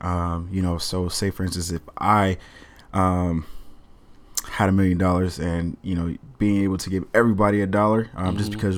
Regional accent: Kansas City, Missouri, United States; also born or lived in Mississippi; now in Portland, United States; from Kansas City, Missouri. Grew up in Kansas City, a little bit in Mississippi as well. I'm 23 years old. Just moved here to Portland not long ago.

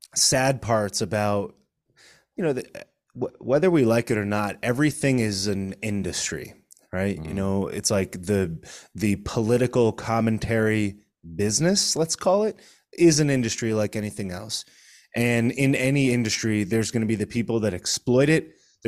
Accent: Connecticut, United States; I'm originally from Connecticut. I live in South Florida

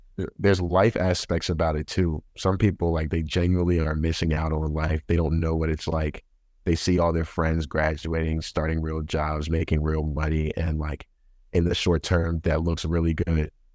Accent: Baltimore, Maryland, United States; moved away as an adult; now in Boston, United States; I'm from Baltimore, Maryland. Uh, that's where I grew up, like, born and raised.

